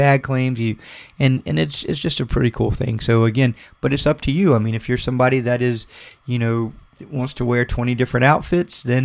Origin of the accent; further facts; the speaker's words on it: Florida, United States; We're being from Florida, you know, it's, you know, we have the beach community. It's hot here in the summer.